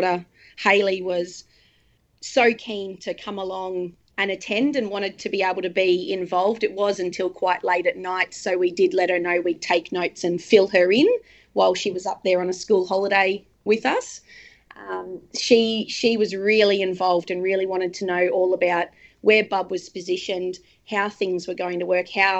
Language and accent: English; Darwin, Northern Territory, Australia; moved away as an adult; now in Sunshine Coast, Australia; So we're living on the Sunshine Coast at the moment, but we are from Darwin and Darwin will always be home.